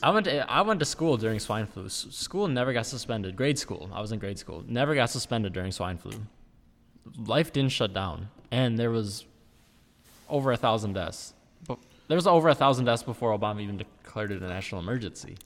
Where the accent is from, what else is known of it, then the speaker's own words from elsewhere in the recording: United States; we as the American people